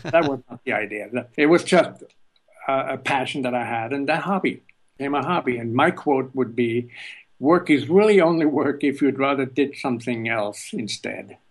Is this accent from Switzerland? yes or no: yes; Switzerland; moved away as an adult; also born or lived in California; now in United States; I was born in Switzerland